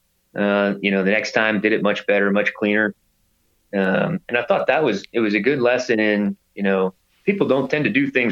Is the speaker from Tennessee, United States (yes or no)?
no; Plano, Texas, United States; I grew up in Plano playing lacrosse with two buddies of mine